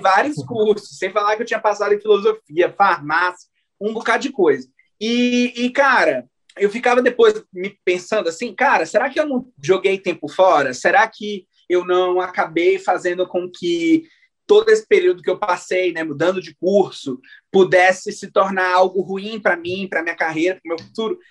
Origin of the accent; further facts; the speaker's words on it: Maranhão, Brazil; nós dois somos maranhenses, e o melhor de tudo, somos da região de Tocantina, né? Do Maranhão